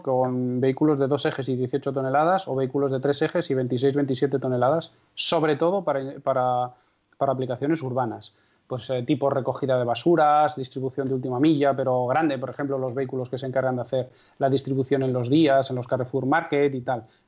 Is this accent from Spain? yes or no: yes; Castrejón de Trabancos, Castile and León, Spain; mi pueblo es Castrejón de Trabancos, que tiene aproximadamente 170 habitantes censados, en la provincia de Valladolid